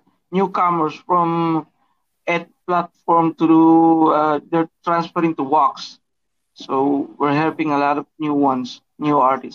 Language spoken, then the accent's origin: English; Philippines; I'm from the Philippines, so it's a morning today, about 10 a.m.